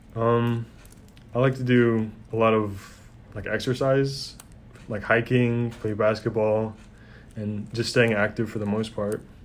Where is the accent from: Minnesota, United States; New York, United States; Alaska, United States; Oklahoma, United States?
Alaska, United States; Anchorage; I'm from Anchorage, Alaska